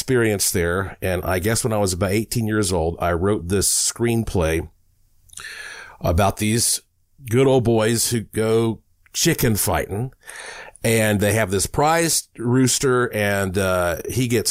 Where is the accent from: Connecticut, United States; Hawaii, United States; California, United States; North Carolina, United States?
North Carolina, United States; Asheville; being born in the Blue Ridge Mountains of Asheville, North Carolina